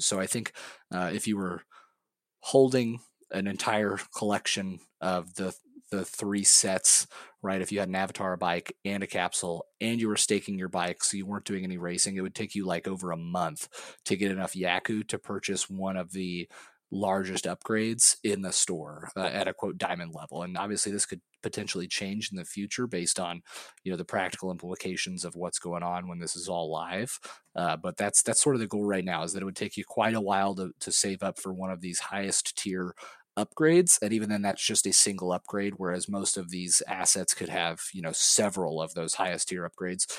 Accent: Missouri, United States; moved away; I'm from Missouri originally

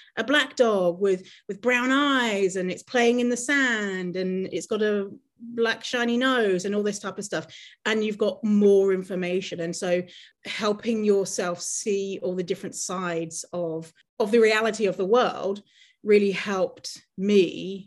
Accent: United Kingdom; moved away as an adult; now in Canada; I grew up in poverty in the city voted in the UK the worst city to live.

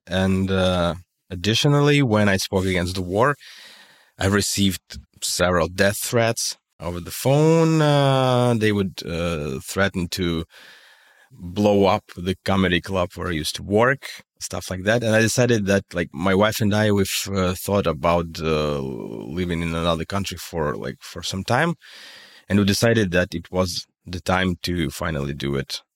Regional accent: Russia; accent: Russian; English is a second language; moved away as an adult; now in Berlin, Germany; you can still hear my Russian accent and, uh, you cannot hide it and I don't wanna hide it

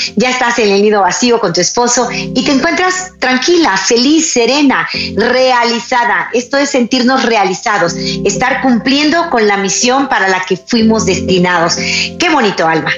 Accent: Mexico; en mi país, en Chiapas

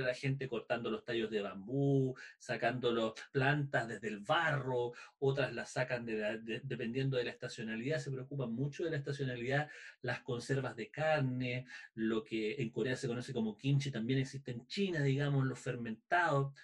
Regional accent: Chile; nosotros como cultura chilena

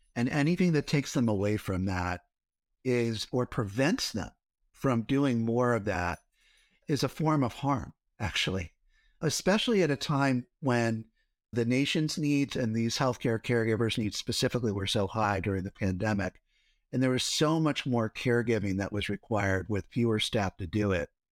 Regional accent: Cincinnati, Ohio, United States; I grew up in Ohio, in Cincinnati, so right in the middle.

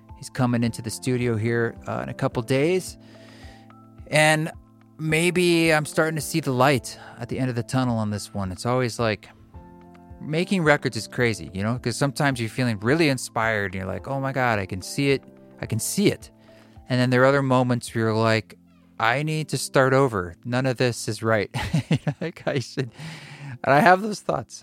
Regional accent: Oregon, United States; I grew up in Oregon

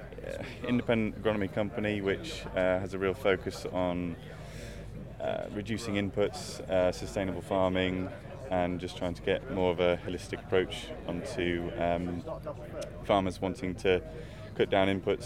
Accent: Lincolnshire, East Midlands, United Kingdom; I'm from Lincolnshire.

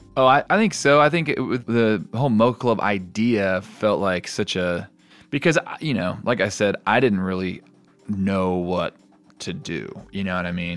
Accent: United States

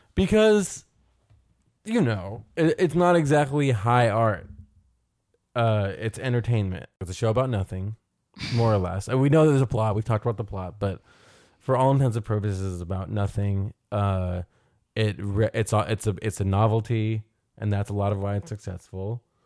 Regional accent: New York City, New York, United States; as kids growing up in New York City

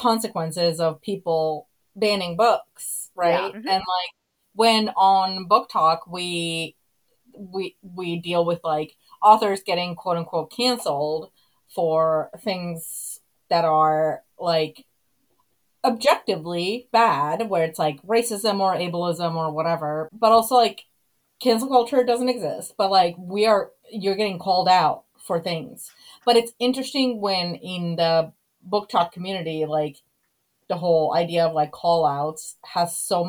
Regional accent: Finland; moved away; grew up in Finland

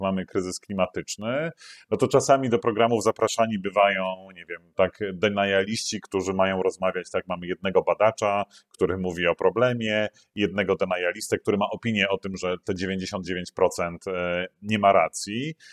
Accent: Poland; moje dzieciństwo PRL-owskie było pełne

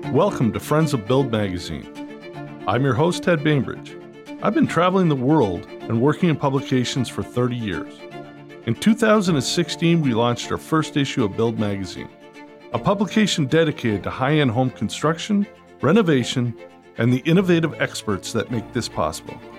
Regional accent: Toronto, Ontario, Canada; moved away; also born or lived in West Coast; born in Toronto, and Toronto is kind of the New York of Canada. And now I've been on the West Coast for 35 years.

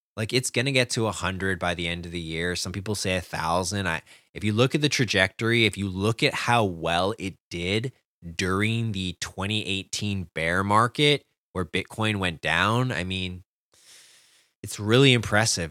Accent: Canada; I'm a Canadian

